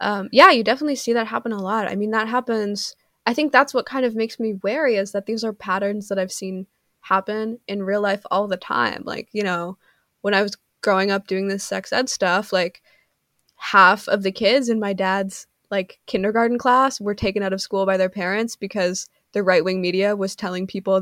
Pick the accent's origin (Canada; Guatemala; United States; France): Canada; I'm Canadian